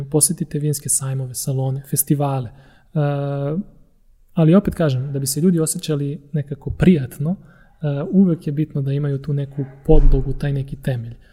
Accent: Topola, Šumadija, Serbia; pošto sam ja rodom iz Topole, ove oplenačke

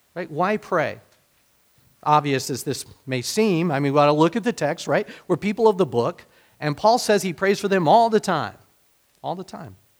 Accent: United States; being American

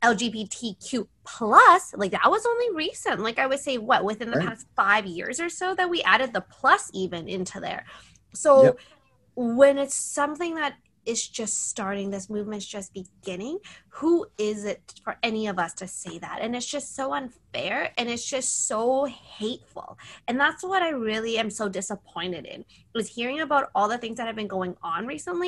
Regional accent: Canada; I'm Canadian

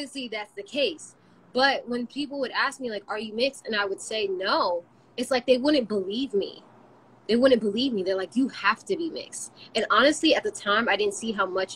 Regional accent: United States; we're from America, yes, or raised in America

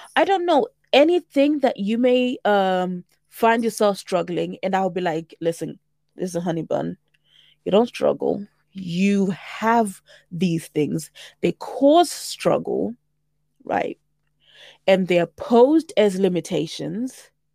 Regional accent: St Albans, East of England, United Kingdom; also born or lived in Zimbabwe / South Africa; I am twenty-nine and I'm from Saint Albans. I am a proud African woman by way of Zimbabwe with South African heritage

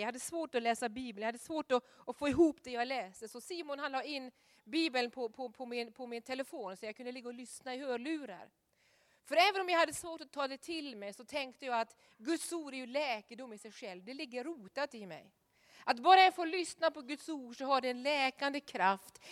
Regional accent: Norway; moved away; hemma i Norge

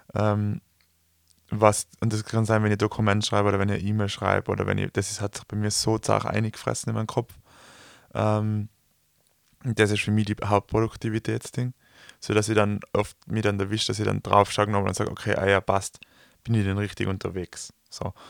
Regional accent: Tyrol, Austria; wir kommen aus Tirol, wir sind umgeben von Bergen

